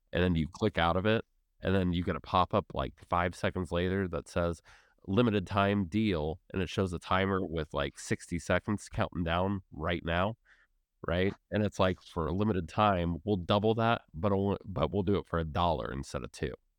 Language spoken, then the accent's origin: English; United States; as an American